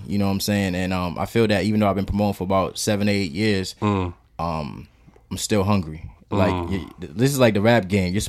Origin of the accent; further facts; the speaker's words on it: New York, United States; also born or lived in Haiti; being Haitian, I always was like, my back was always up against the wall. Like, it's like, you know, and I'm from New York, so that's like the fashion capital